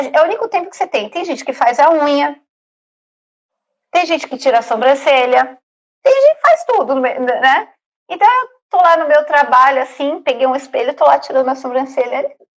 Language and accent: Portuguese; São Paulo, Brazil; now in Egypt; eu sou de São Paulo